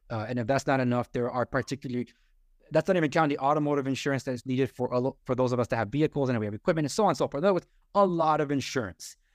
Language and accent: English; Los Angeles, California, United States; I'm a first generation American, born and raised in Los Angeles